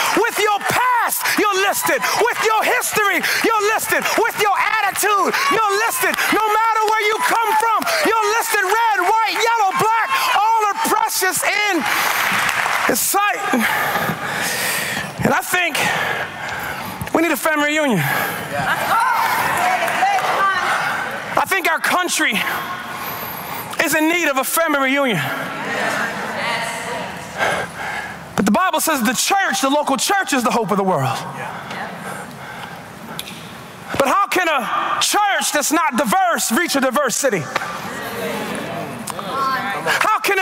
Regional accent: Baltimore, Maryland, United States; I'm from Baltimore

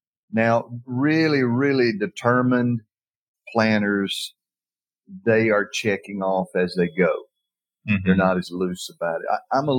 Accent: Decatur, Alabama, United States; Point Mallard is in Decatur, Alabama. Yes. That is my hometown.

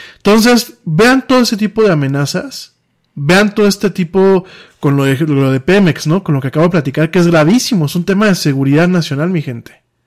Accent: Mexico; Nosotros como mexicanos

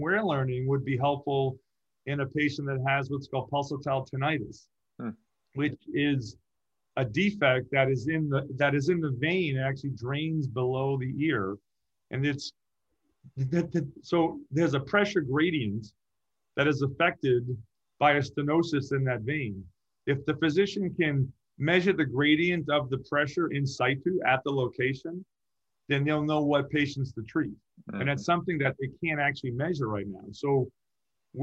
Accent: Massachusetts, United States; now in Orange County, United States; I grew up in Massachusetts, so I had four seasons

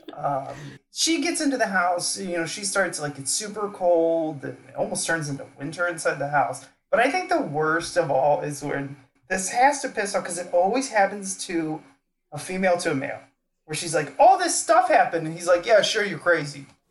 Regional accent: St. Louis, Missouri, United States; I'm from St. Louis

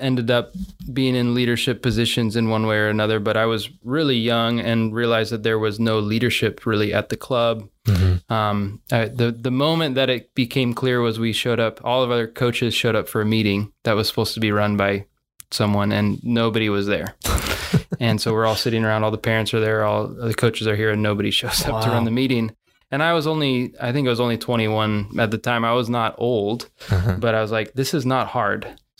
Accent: Salem, United States; I grew up here in Salem for the most part.

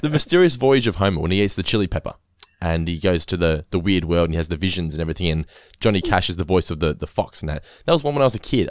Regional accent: Norlane, Victoria, Australia; where I grew up in Norlane

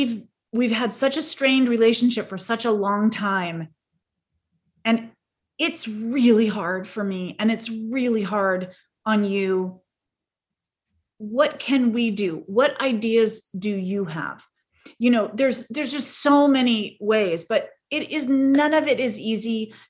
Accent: San Diego, California, United States; She was in North Carolina, and we're from San Diego in California.

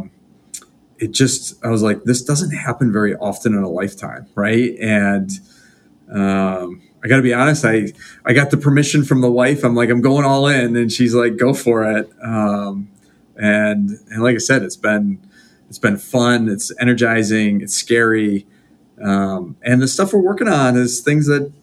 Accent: Rochester, New York, United States; I'm from Western New York, so Rochester, New York, which these days seems like a great place to live

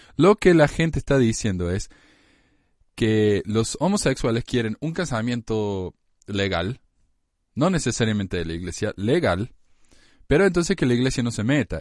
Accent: Argentina; now in United States; en mi país, en Argentina

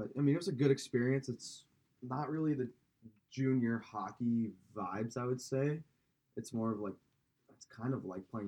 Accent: Kansas City, United States; I grew up playing hockey in Kansas City

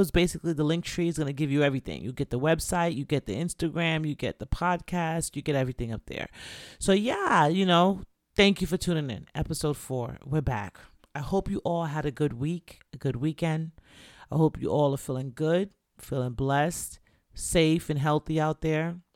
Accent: Jamaica; I'm Jamaican

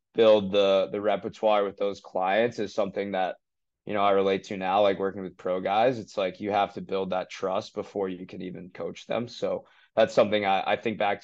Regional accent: Falmouth, Massachusetts, United States; I grew up in Falmouth, Mass

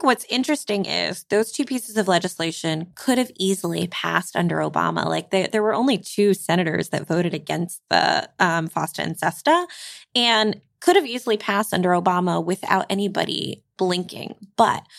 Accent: New York City, New York, United States; I grew up in New York City

